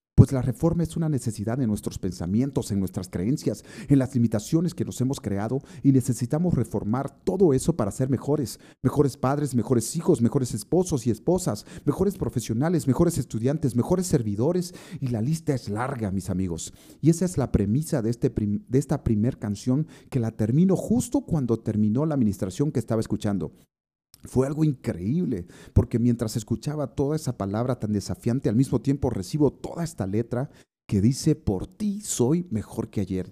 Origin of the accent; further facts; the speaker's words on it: Santa Cruz de la Sierra, Santa Cruz, Bolivia; Santa Cruz, mi tierra amada